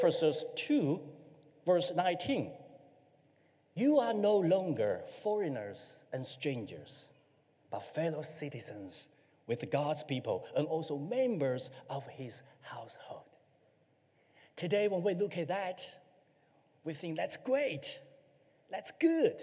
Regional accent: China; moved away as an adult; now in New Zealand; I'm from China

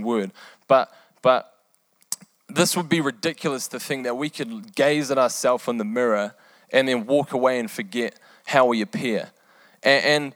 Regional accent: New Zealand; also born or lived in England; I was born in England. I lived there for eight years. And after that, we moved to New Zealand

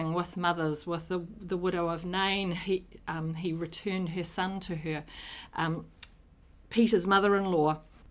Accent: Auckland, New Zealand; also born or lived in Rotorua / Te Kuiti; I was born in Auckland. I've lived most of my life in Auckland

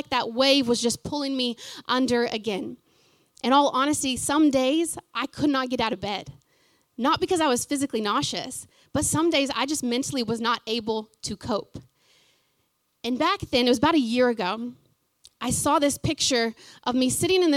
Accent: Fort Gibson, Oklahoma, United States; moved away as an adult; now in New Zealand; before I left my hometown of Fort Gibson, small hometown

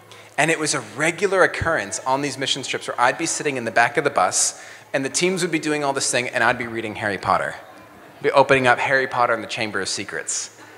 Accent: Mexico City, Mexico; now in New Zealand; So I grew up as a missionary kid. My parents were missionaries, so I grew up in Mexico City.

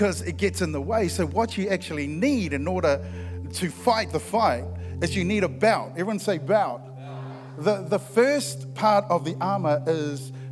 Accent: Christchurch, Canterbury, New Zealand; I'm from Christchurch

